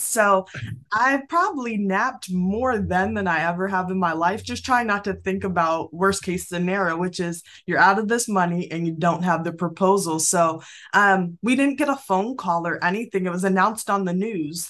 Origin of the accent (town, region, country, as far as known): Springfield, United States; born or raised there